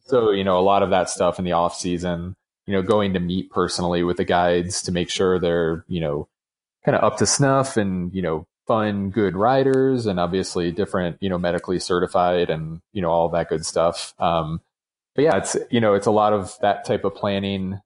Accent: New York, United States; now in Colorado, United States; growing up in New York

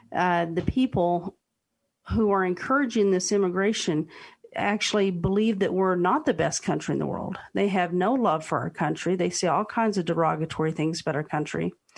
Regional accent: United States; can I own property in Mexico as an American?

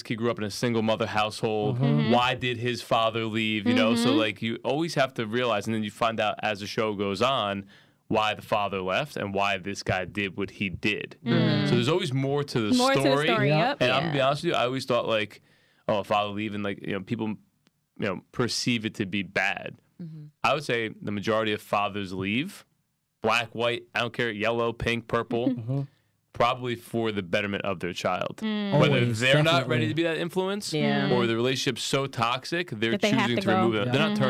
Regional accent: Los Angeles, California, United States; I'm from Crenshaw, so he would go back home, see his mother and his little brother, right?

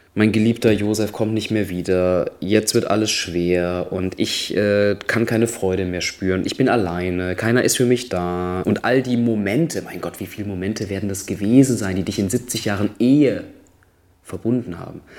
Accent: Düsseldorf, North Rhine-Westphalia, Germany; Ich komme ja auch aus einer Karnevalshochburg in, in Düsseldorf

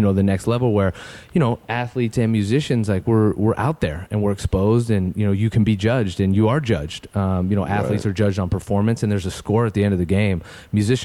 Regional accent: San Francisco, California, United States; now in Los Angeles, United States; I grew up in San Francisco Bay Area.

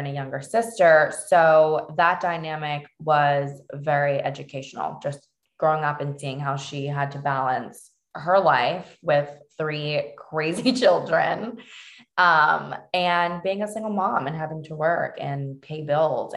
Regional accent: Cambridge, Massachusetts, United States; also born or lived in Cape Cod / Dorchester, Boston / Fall River; we landed in Cambridge, which was such a blessing because we were always going to school, my siblings and I, in Cambridge

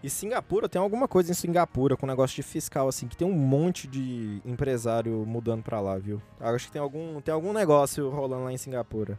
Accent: Brazil; a gente é brasileiro

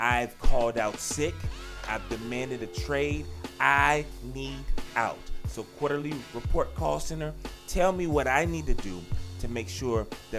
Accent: Jacksonville, Florida, United States; I'm from Jacksonville

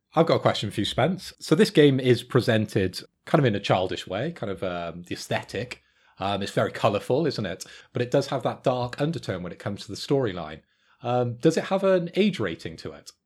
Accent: Bristol, South West England, United Kingdom; I am from Bristol

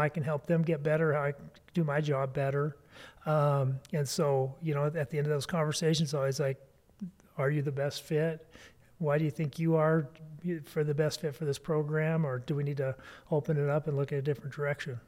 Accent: East Helena, Montana, United States; I grew up in East Helena.

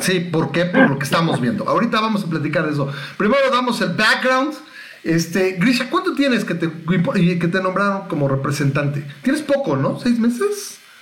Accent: Mexico; soy mexicano

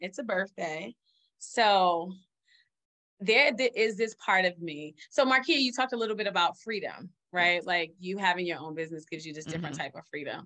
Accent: New York, United States; as a New Yorker

